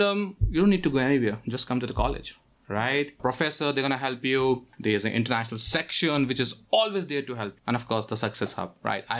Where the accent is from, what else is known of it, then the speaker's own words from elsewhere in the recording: New Delhi, Delhi, India; moved away as an adult; now in Sault Ste. Marie, Canada; I'm from India